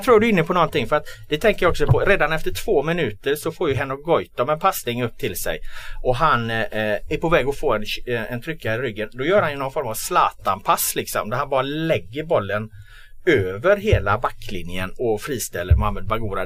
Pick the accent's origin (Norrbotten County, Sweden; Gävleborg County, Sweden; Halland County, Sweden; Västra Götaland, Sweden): Västra Götaland, Sweden; Gothenburg; jag är från Göteborg